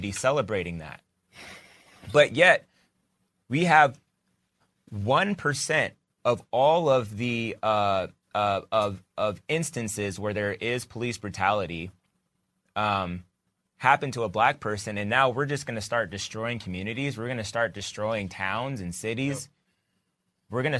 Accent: United States; I'm an American.

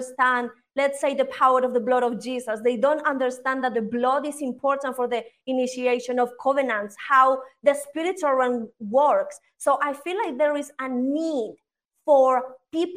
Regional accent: Spain; moved away as an adult; also born or lived in United Kingdom; now in Colombia; I am originally here from Colombia, but I moved when I was really young to Spain. In Spain, I was raised until my dad died, until I was like 19, 20, and then I moved to the UK

